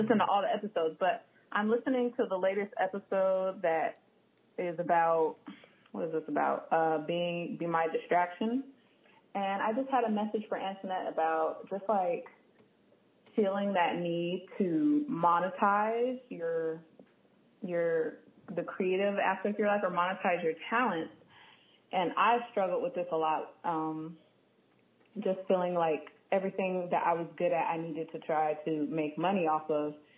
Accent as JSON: {"language": "English", "town": "San Diego", "region": "California", "country": "United States", "also_born_or_lived": "Washington, D.C. area (DMV)", "moved": "as an adult", "said": "I'm originally from San Diego"}